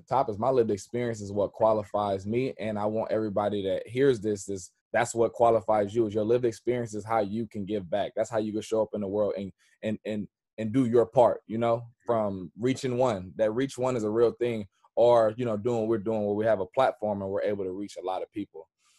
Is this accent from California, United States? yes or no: yes; Richmond, California, United States; I am from Richmond, California. Okay. But I've been all the way up 80. So I lived in Oakland, from Richmond, South Richmond.